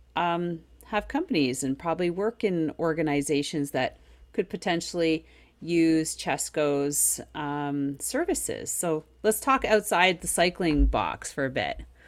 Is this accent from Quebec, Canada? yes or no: yes; Quebec, Canada; first language English; as an Anglophone who is a Quebecer, who grew up in Quebec, you know, was born here. Um, and my first language is English, not French.